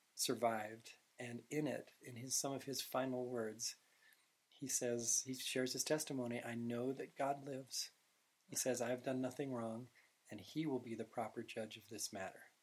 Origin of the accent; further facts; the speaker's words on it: Utah, United States; I said Utah.